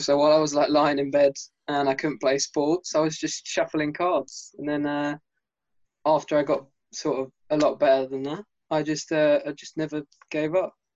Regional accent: England, United Kingdom; I'm from England.

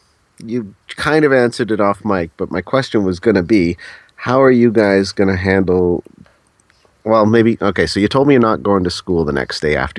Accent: Thunder Bay, Ontario, Canada; also born or lived in British Columbia; now in Vancouver area, Canada; I grew up in Thunder Bay, Ontario.

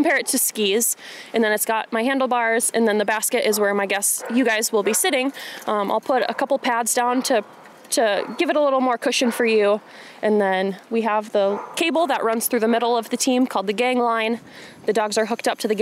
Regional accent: Osceola, Wisconsin, United States; moved away as an adult; now in Gunflint Trail, Minnesota, United States; I'm from a small town in west central Wisconsin called Osceola

